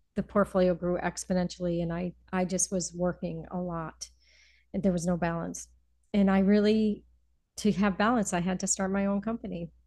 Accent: Wethersfield, Connecticut, United States; also born or lived in New York City; now in Berkshires, United States; I am originally from uh, just outside of Hartford, Connecticut, a little okay. suburb, Wethersfield, okay. Connecticut

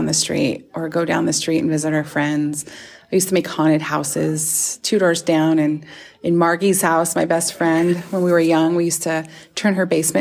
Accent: Lewiston, Idaho, United States; I grew up in Lewiston, Idaho, just down the road, about 100 miles south.

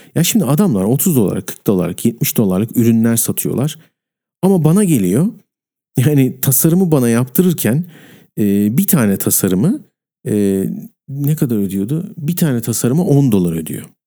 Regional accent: Turkey; ben Türk'üm

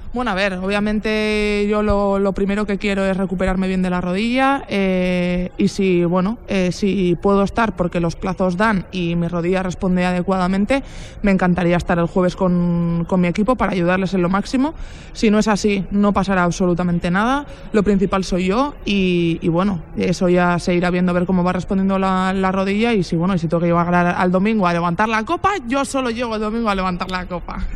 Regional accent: Basque Country, Spain; now in Zaragoza, Spain; soy vasca

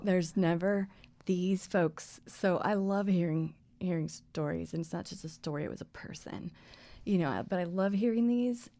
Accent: Colorado, United States; I grew up here in Colorado.

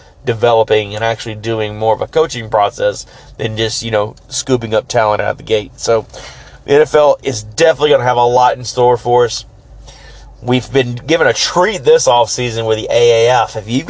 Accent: Memphis, Tennessee, United States; I'm a Cubs fan, born and raised in Memphis.

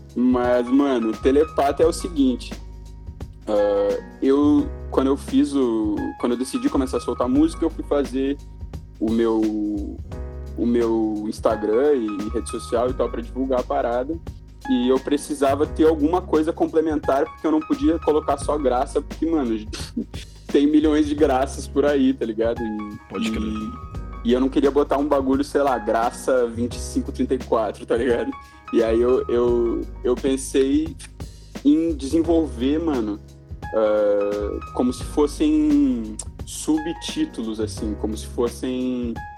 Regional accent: Porto Alegre, Rio Grande do Sul, Brazil; moved away as an adult; eu sou de Porto Alegre, eu cresci lá, nasci, cresci lá, fiquei lá até os meus 20 anos

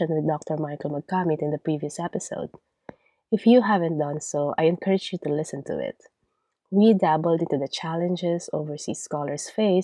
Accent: Philippines; accent: Filipino; first language Tagalog; English is a second language; moved away; my accent will never be unrecognizably Filipino

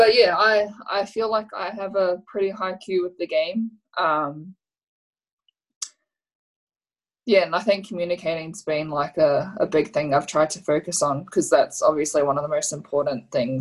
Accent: Australia; living and growing up in Australia

